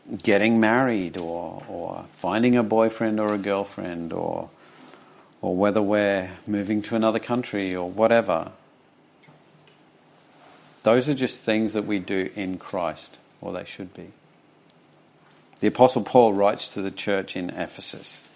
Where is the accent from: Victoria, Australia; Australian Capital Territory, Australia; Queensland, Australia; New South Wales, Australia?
Queensland, Australia; Charters Towers; When I was young, growing up in Charters Towers